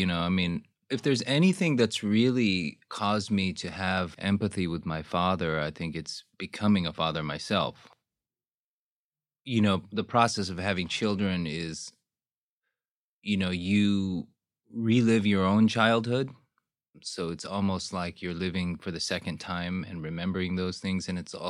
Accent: Houston, Texas, United States; also born or lived in Seoul, South Korea / Seattle / Daly City / San Jose; I was born in Seoul, was there till I was 6 years old, and then came to Houston, Texas. Went to elementary school in Houston. Then the roaming started.

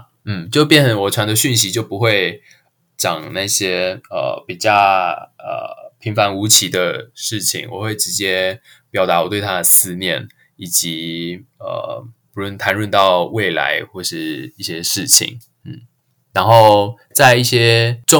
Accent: Japan; 对我是来自于日本，他们大多数人谈恋爱的方式跟台湾的差异

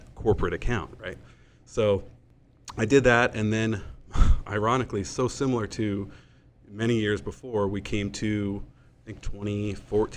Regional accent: Hermosa Beach, California, United States; moved away as an adult; now in San Diego, United States; I born and raised in Hermosa Beach, California.

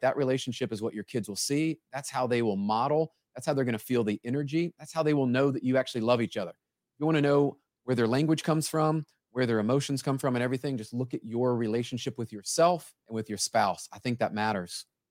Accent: Memphis, Tennessee, United States; I grew up in Memphis, Tennessee

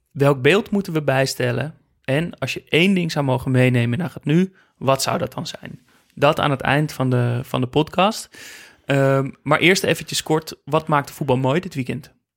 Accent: Amsterdam, North Holland, Netherlands; ik kom uit Amsterdam en uh, uit een familie met, met, met eh, Ajax-liefhebbers

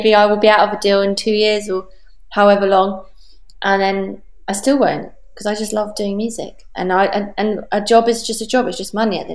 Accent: Portsmouth, South East England, United Kingdom; now in London, United Kingdom; I was from Portsmouth

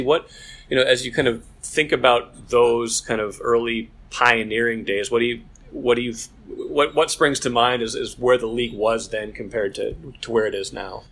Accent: North Dakota, United States; growing up in North Dakota

